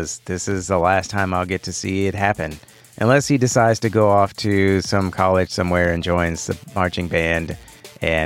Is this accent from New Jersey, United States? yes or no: no; Houston, Texas, United States; I was born here in Houston. I'm a native Houstonian. Been here my whole life